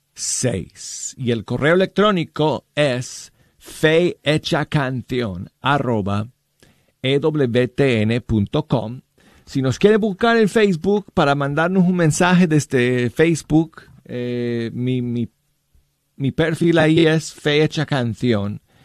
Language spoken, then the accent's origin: Spanish; Denver, Colorado, United States; Yo soy de Denver, Colorado